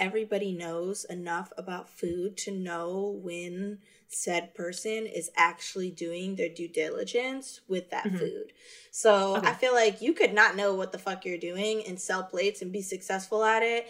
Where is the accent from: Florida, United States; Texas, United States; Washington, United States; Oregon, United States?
Florida, United States; now in Baltimore, United States; I'm from Florida